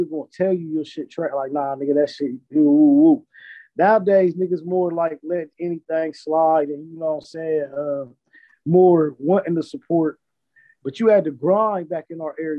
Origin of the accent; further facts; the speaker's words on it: Columbus, Ohio, United States; I'm from Southfield, Columbus, Ohio. That's the south side of Columbus. Born and raised, been here all my life doing music